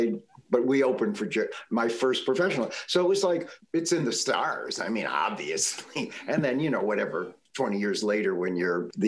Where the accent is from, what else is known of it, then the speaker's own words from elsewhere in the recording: Cheektowaga, New York, United States; we moved to Cheektowaga when I was like 3 years old